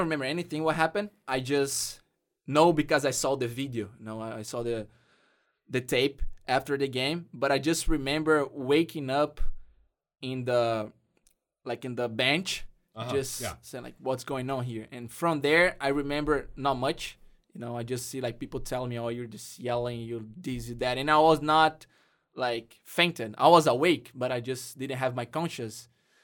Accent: Brazil; English is a second language; now in United States; soccer brought me from Brazil and brought me to the U.S. And now I can speak English.

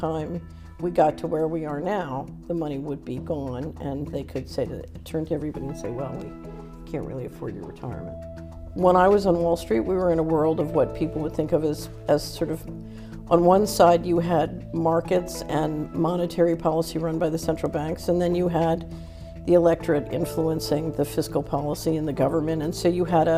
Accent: Philadelphia, Pennsylvania, United States; moved away; also born or lived in Washington; I grew up in Philadelphia.

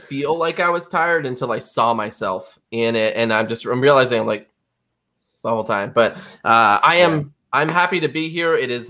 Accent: Rhode Island, United States; accent: Rhode Island; me 37 years to lose my Rhode Island accent.

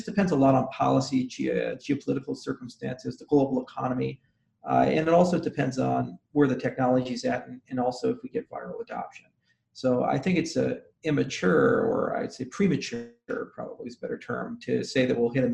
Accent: Colorado, United States; also born or lived in Maui, Hawaii; I grew up in Colorado

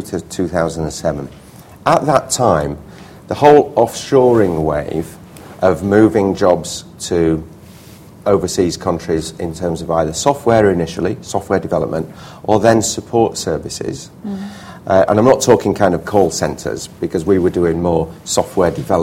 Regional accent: Leeds, Yorkshire and the Humber, United Kingdom; moved away as an adult; also born or lived in Hull; I grew up in Leeds

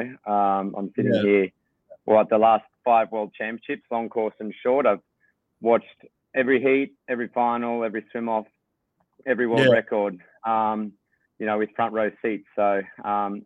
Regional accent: Australia; being an Aussie

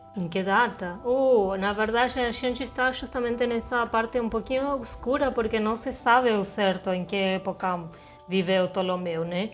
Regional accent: southern Argentina, Argentina; now in Brazil; eu sou do sul da Argentina

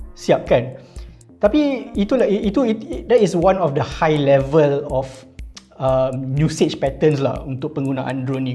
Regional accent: Malaysia; kita sebagai rakyat Malaysia

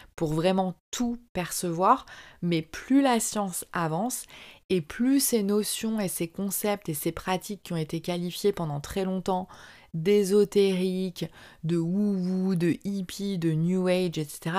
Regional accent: France; moved away as an adult; also born or lived in Southeast Asia; j'ai quitté la France et que je suis partie vivre en Asie du Sud-Est

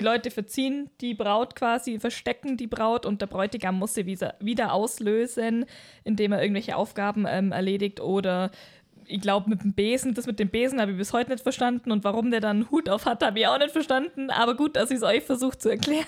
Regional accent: Allgäu, Germany; wir als Allgäuer

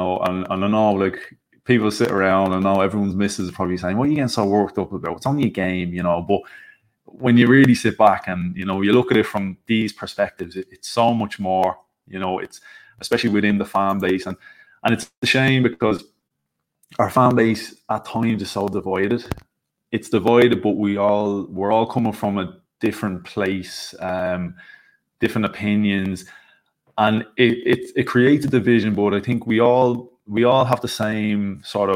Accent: Ireland; born and bred in Ireland, still here in Ireland

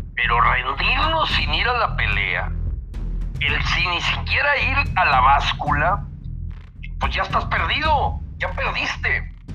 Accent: Mexico; como mexicanos

